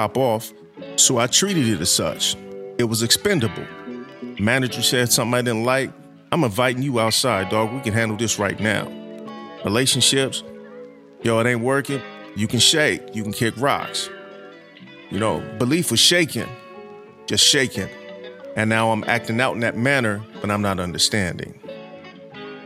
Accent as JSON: {"language": "English", "town": "Los Angeles", "region": "California", "country": "United States", "tie": "born or raised there", "said": "I'm born and raised in South Central L.A."}